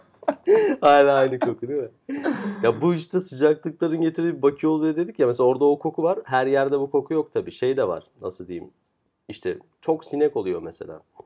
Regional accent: Istanbul, Turkey; Biz doğma büyüme İstanbul'da

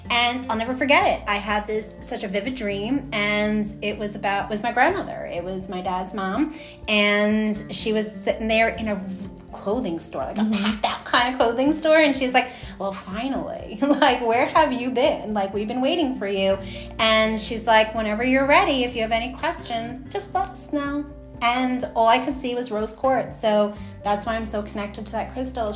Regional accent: New York City, New York, United States; moved away as an adult; now in Mooresville, United States; I was born and raised on Staten Island

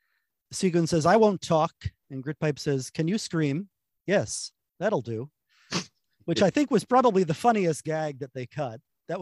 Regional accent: United States; Even as an American kid

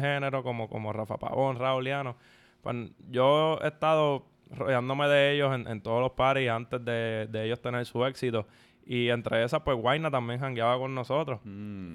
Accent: San Juan, Puerto Rico; en el barrio de donde vengo, de Santurce

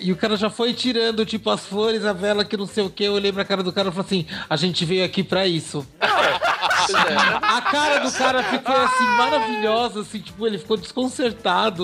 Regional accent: São Paulo, Brazil; also born or lived in Balneário Camboriú; now in Jaraguá do Sul, Brazil; eu nasci na Frei Caneca com a Paulista, né, na maternidade de São Paulo. Eu moro em Jaraguá do Sul.

